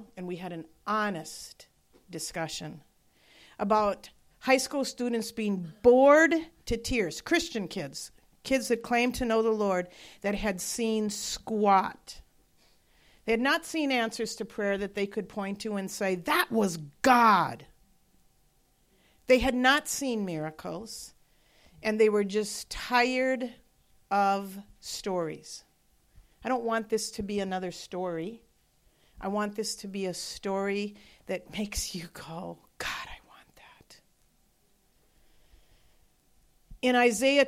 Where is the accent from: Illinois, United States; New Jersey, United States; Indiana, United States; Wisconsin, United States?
Wisconsin, United States; moved away; I'm from Wisconsin